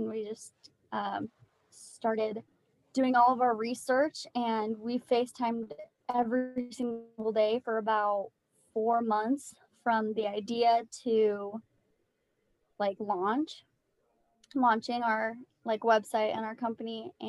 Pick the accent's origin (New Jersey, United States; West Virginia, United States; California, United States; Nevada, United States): Nevada, United States; Las Vegas; like Sadie said. I'm from Las Vegas and I live here with my husband.